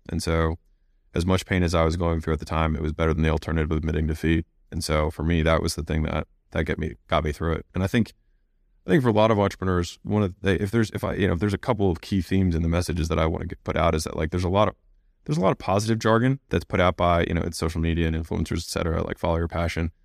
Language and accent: English; United States; I was born in America